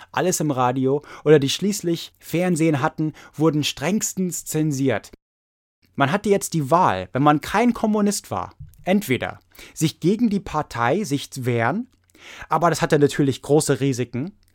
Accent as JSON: {"language": "German", "country": "United States", "said": "wir als Amerikaner"}